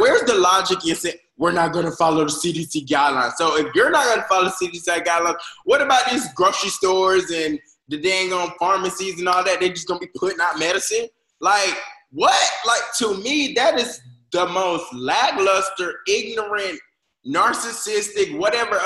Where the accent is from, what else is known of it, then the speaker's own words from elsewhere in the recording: the South, United States; I'm from the South